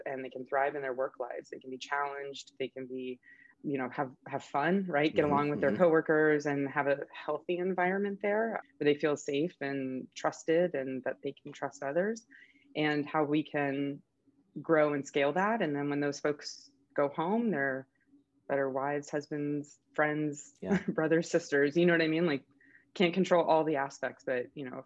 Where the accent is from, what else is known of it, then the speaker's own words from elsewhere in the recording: Florida, United States; I grew up in Florida